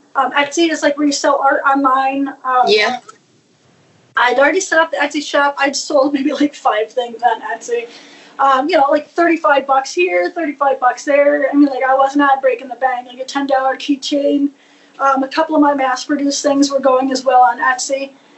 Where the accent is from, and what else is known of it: New York, United States; born or raised there